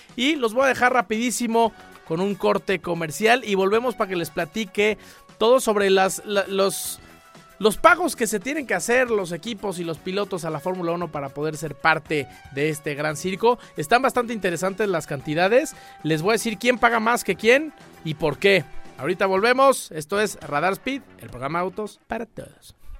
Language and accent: Spanish; Mexico; todos como mexicanos